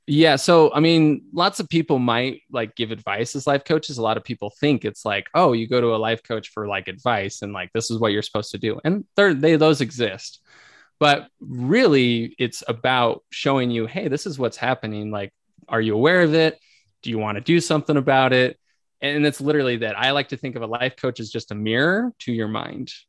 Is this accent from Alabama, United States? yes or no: no; Arizona, United States; moved away as an adult; also born or lived in Italy; now in Utah, United States; I grew up in Arizona.